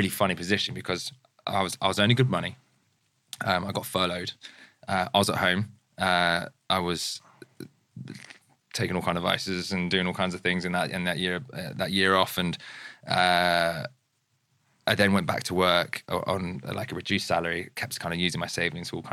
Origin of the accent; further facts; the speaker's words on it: near Farnham, Guildford, Surrey, South East England, United Kingdom; now in Brentford, United Kingdom; I was born and raised near Farnham, Guildford